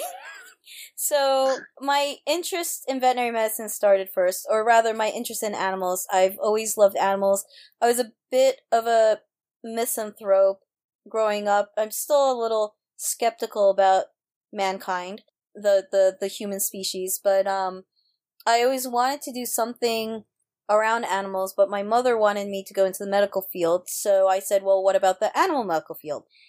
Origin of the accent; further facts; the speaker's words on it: New York City, New York, United States; also born or lived in Japan / Osaka, Japan; I was born in Japan, came here when I was less than one and, uh, came straight to New York and grew up, uh, my whole life in New York City